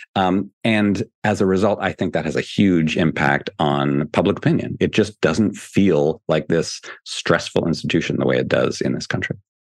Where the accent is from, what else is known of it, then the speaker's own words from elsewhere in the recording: Canada; now in United States; I'm from Canada originally